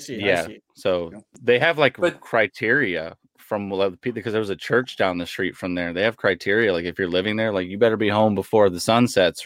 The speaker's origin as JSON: {"language": "English", "town": "Sacramento", "region": "California", "country": "United States", "tie": "born or raised there", "said": "Because I grew up out here. So in North Sacramento"}